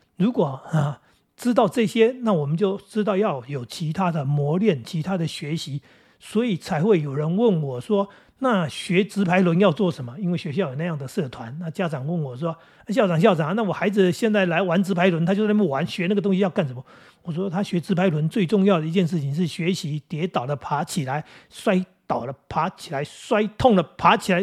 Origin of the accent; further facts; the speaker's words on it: Taoyuan, Taiwan; 我们桃园这边到高雄还真有一段距离